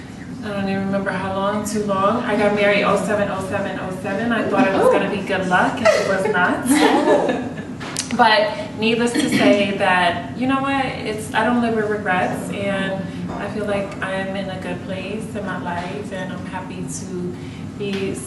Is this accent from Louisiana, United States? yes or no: no; New Jersey, United States; moved away as an adult; now in Los Angeles, United States; I'm from Jersey, but I've been living here for the past 4 years